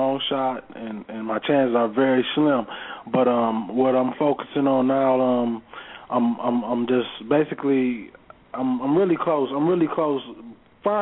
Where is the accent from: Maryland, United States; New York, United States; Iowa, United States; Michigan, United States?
Michigan, United States; Pontiac; doing all the things that I grew up seeing in Pontiac, Michigan.